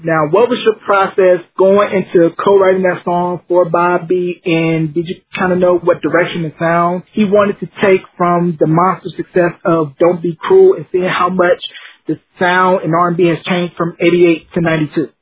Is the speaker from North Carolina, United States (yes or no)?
yes; North Carolina, United States; And where I grew up in North Carolina